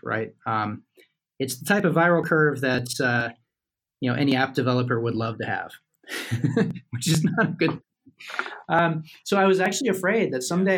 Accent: United States; I'm an American

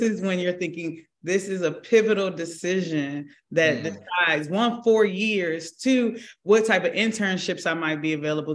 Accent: Prince George's County, Maryland, United States; I grew up in Prince George's County, which is deemed the richest Black county in the country at that time

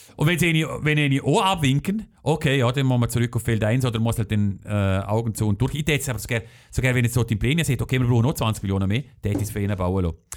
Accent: Schellenberg, Liechtenstein; Es ist meine Heimat Heimatgemeinde

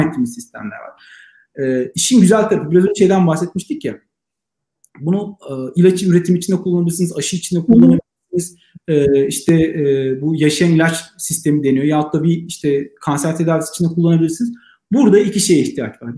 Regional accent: Black Sea Region, Turkey; Ben Karadeniz

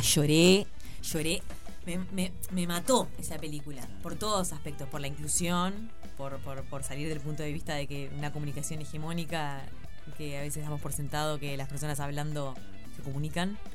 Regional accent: Uruguay; el viaje que hicimos tres dramaturgas uruguayas

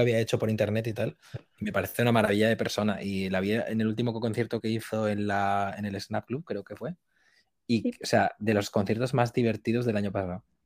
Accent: Valencia, Valencian Community, Spain; soy de Valencia

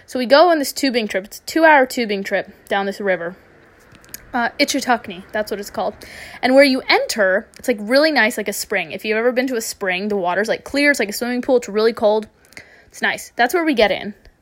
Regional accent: Jacksonville, Florida, United States; moved away as an adult; also born or lived in Los Angeles, United States; now in London, United Kingdom; I'm from Jacksonville, Florida

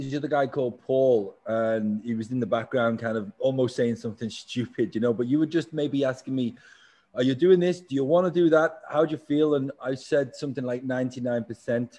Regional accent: England, United Kingdom; I'm English too.

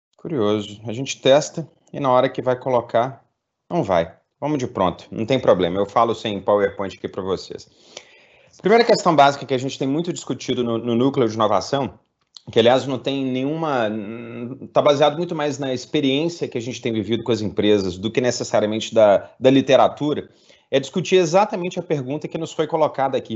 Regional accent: Minas Gerais, Brazil; como mineiro

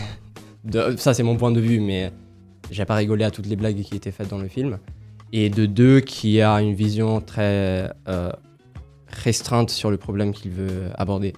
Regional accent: Italy; moved away; Je suis italien, mais j'ai des origines africaines

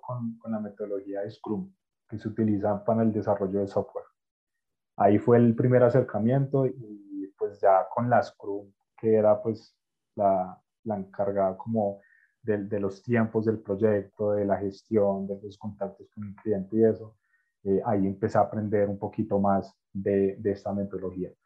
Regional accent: Colombia; Yo soy colombiano

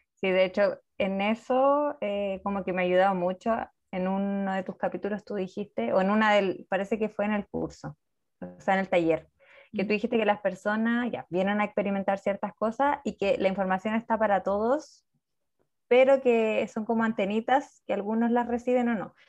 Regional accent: Chile; yo soy de Chile

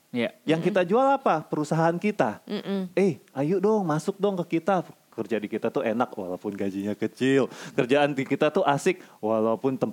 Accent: North Sumatra, Indonesia; Eh maaf saya orang Batak jadi saya berhak ngomong begitu.

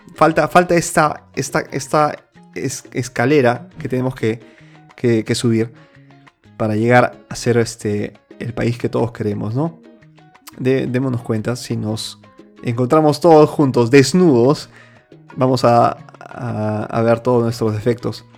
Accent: Peru; moved away; Yo soy, seguiré, nací y seguiré siendo peruano

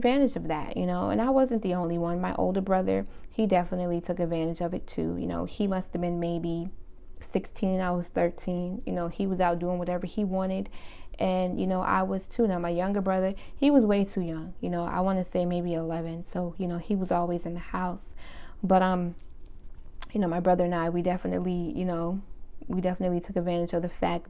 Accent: Summerville, South Carolina, United States; also born or lived in Brooklyn, New York / Charleston, South Carolina; I was born in Brooklyn, we all were, but a few years after my dad passed, we moved to South Carolina. We lived in Charleston, South Carolina, and we also lived in Somerville, South Carolina for most of my childhood

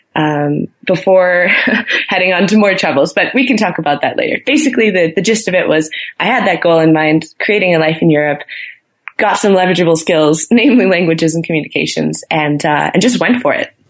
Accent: Milwaukee, Wisconsin, United States; moved away as an adult; also born or lived in Frankfurt, Germany; now in Boulder, United States; I'm from Milwaukee, Wisconsin. Um, Midwest

